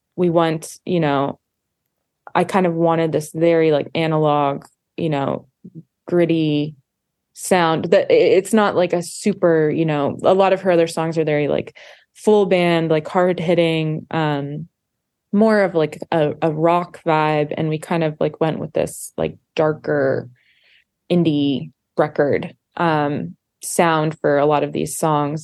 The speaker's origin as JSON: {"language": "English", "region": "Montana", "country": "United States", "tie": "born or raised there", "said": "we grew up in Montana together"}